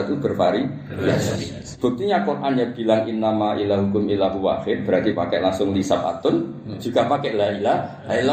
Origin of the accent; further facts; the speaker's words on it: Java, Indonesia; Saya bisa menjadi ulama di sini-sini karena saya orang Jawa. Jawa deles.